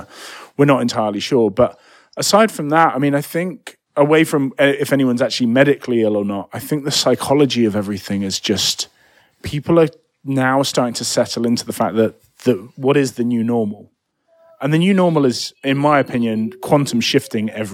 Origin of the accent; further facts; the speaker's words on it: United Kingdom; moved away; I'm British